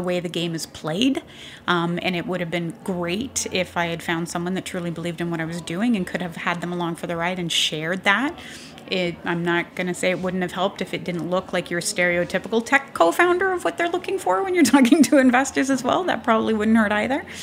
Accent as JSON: {"language": "English", "country": "Canada", "accent": "Canadian", "moved": "yes", "lives_now": "United States", "said": "because I am Canadian, even though I got my citizenship, I'm a good American now."}